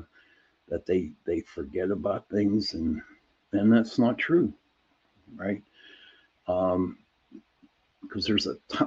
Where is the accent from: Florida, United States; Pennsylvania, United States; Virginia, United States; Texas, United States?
Pennsylvania, United States; Pittsburgh; I'm from Pittsburgh, Pennsylvania